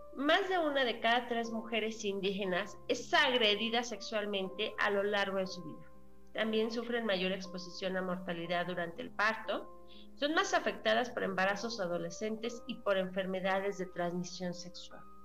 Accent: Mexico; como mexicanos

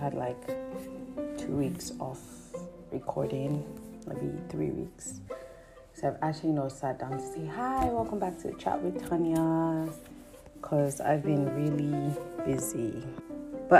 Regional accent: Nigeria; as a Nigerian living in Nigeria.

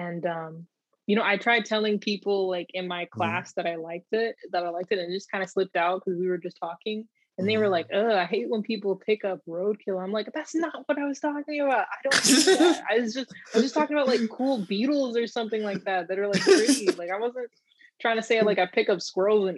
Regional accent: California, United States; I grew up in California

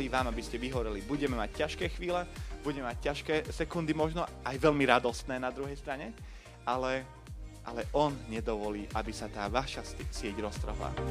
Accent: Komárno, Nitra Region, Slovakia; som z Komárna

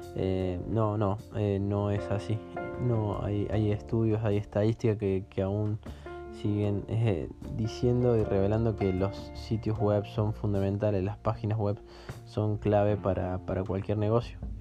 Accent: Argentina; Yo soy argentina

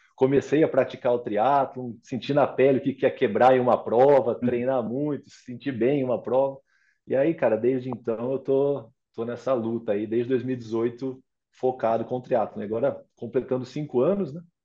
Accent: Pirassununga, São Paulo, Brazil; moved away; Eu sou de Pirassununga

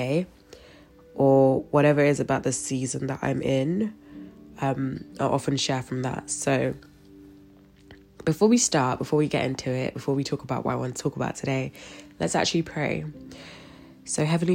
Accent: London, United Kingdom; I'm from London

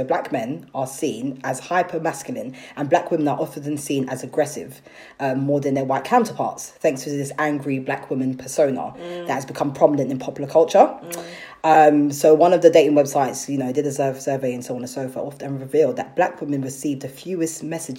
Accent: London, United Kingdom; also born or lived in Ghana; I'm from South London.

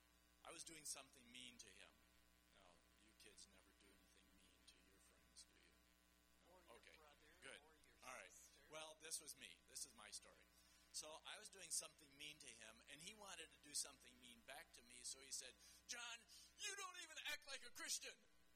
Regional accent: Central African Republic; also born or lived in Chad / Paris, France; So I grew up in the Central African Republic and the Chad. My story goes like this. I was born in Paris, France, but I'm not a Frenchman. I grew up in Africa, but I'm not an African.

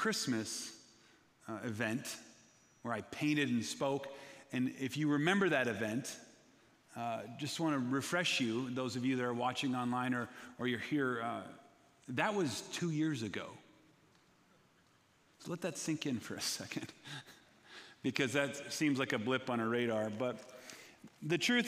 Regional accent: Minnesota, United States; I'm from Minnesota

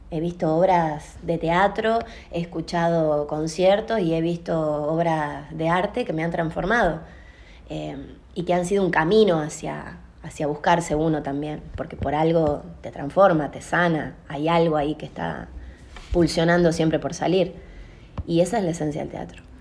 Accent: Salta, Argentina; Yo soy de la República de Castañares

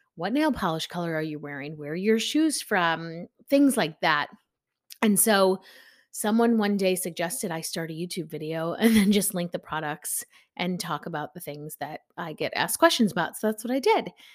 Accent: Chicago, Illinois, United States; I'm from Chicago

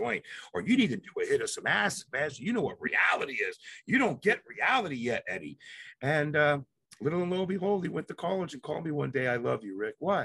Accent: Palm Beach Gardens, Florida, United States; also born or lived in Jamaica / Cuba; the community that I grew up in Palm Beach Gardens allowed me to be me

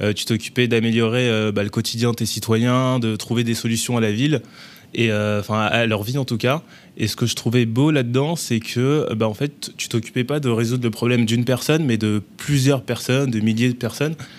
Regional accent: Bobigny, Île-de-France, France; also born or lived in Paris; j'ai grandi dans, à Bobigny, dans le 93, avant de venir sur Paris

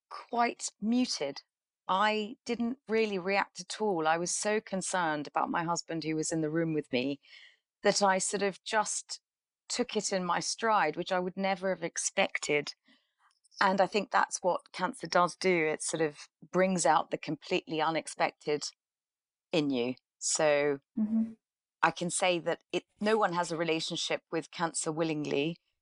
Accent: England, United Kingdom; also born or lived in Karachi, Pakistan / Middle East; I was born in Karachi and spent my childhood between England and the Middle East.

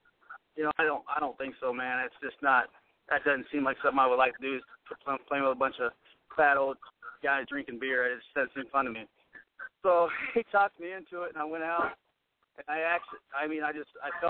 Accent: Osawatomie, Kansas, United States; I was born and raised in Osawatomie, Kansas.

